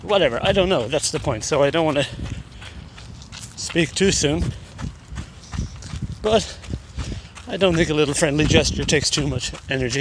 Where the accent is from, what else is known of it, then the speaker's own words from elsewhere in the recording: Ireland; Now I'm Irish. We say hi to everybody, we're wave, we're very social, publicly friendly